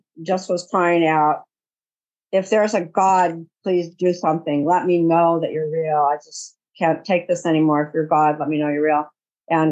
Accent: California, United States; I am from California.

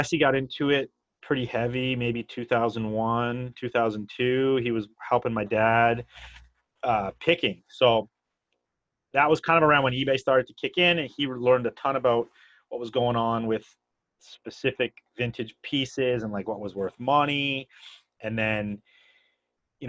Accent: near Niagara Falls, Ontario, Canada; also born or lived in Vermont; now in Squamish, Canada; I grew up near Niagara Falls

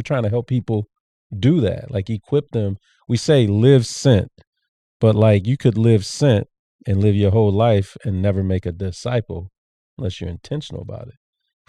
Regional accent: Plano, Texas, United States; I told somebody I was from Plano, Texas.

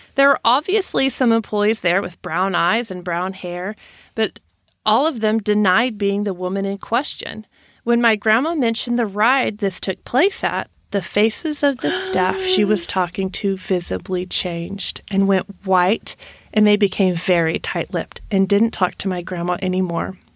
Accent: Texas, United States; I'm from Texas

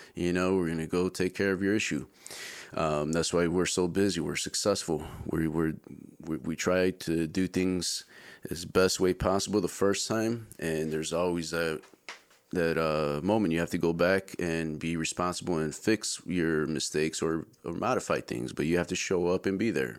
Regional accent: Chicago, Illinois, United States; moved away as an adult; also born or lived in middle Georgia; now in Georgia, United States; Born and raised in Chicago

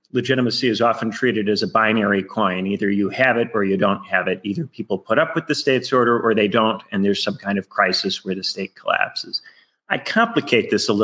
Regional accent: Indiana, United States; moved away as an adult; also born or lived in United Kingdom / Chicago, United States; I'm originally from Indiana. I went to a public high school in Indiana

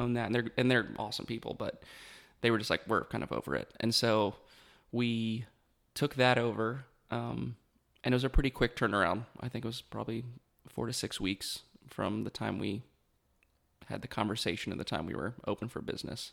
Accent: Beckley, West Virginia, United States; grew up in West Virginia

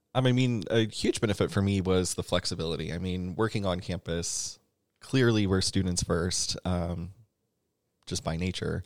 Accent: Atlanta, Georgia, United States; moved away as an adult; now in Columbia, United States; I'm originally from Atlanta.

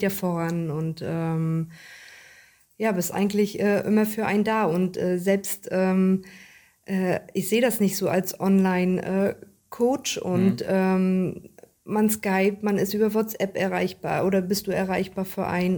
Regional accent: Richtenberg, Mecklenburg-Vorpommern, Germany; Ich komme aus Richtenberg

